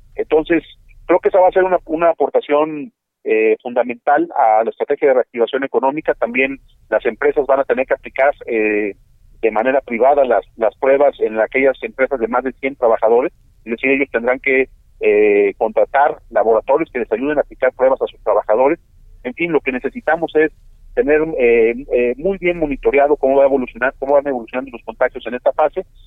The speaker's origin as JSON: {"language": "Spanish", "region": "Jalisco", "country": "Mexico", "said": "como jaliscienses"}